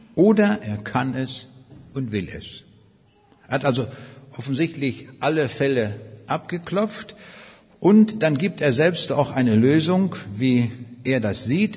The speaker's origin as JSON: {"language": "German", "region": "Northern Germany", "country": "Germany", "also_born_or_lived": "East Prussia", "said": "so als Norddeutscher, wo alles sehr flach ist"}